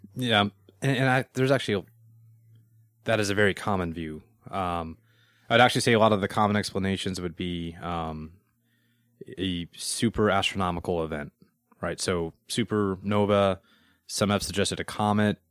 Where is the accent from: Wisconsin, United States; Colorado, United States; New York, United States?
Colorado, United States; Denver; I'm from Denver.